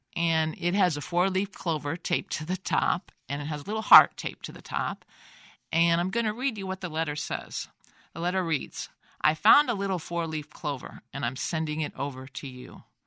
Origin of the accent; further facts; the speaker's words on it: Davenport, Iowa, United States; now in Rock Island, United States; I grew up in Davenport